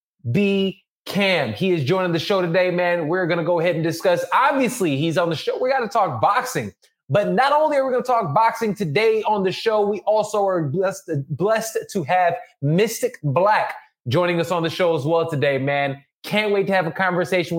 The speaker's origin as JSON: {"language": "English", "town": "Chicago", "region": "Illinois", "country": "United States", "moved": "yes", "lives_now": "Los Angeles, United States", "said": "I'm a Midwest boy. I'm from Chicago."}